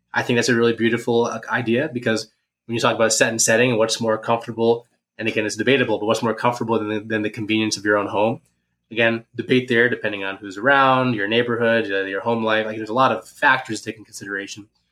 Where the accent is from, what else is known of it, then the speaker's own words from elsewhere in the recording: Ada, Ohio, United States; moved away; my hometown in Ada, Ohio